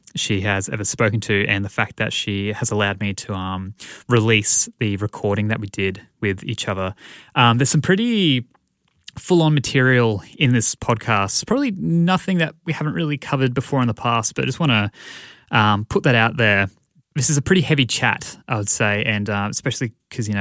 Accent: Australia; I'm also Australian

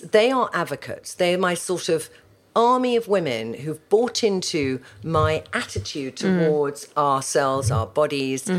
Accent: United Kingdom; as British girls

